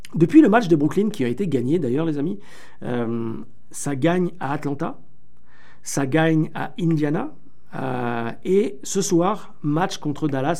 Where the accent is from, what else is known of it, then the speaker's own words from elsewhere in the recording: France; accent: French; mon petit accent français